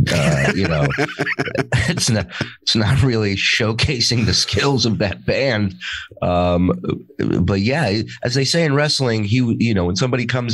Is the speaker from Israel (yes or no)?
yes; Israel; moved away; also born or lived in Las Vegas; I was born in Israel.